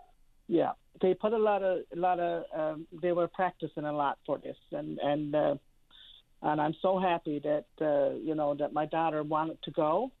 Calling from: Clarenville, Newfoundland and Labrador, Canada; I'm calling from Clarenville.

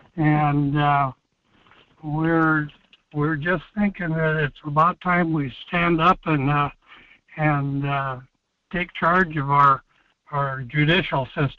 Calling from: Alaska, United States; I'm calling from Alaska

